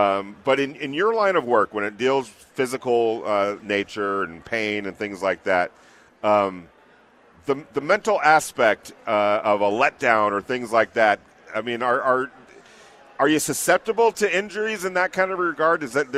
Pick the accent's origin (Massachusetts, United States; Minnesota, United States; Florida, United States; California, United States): California, United States; Neither do I, and I'm with you on that. I came from California.